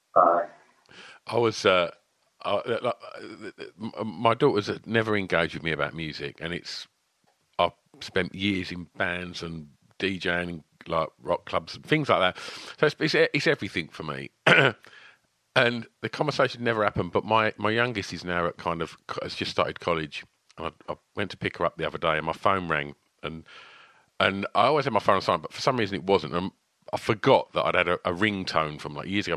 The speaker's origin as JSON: {"language": "English", "town": "Basildon", "region": "East of England", "country": "United Kingdom", "tie": "born or raised there", "said": "they're my hometown band. They're uh, they're from where I'm from."}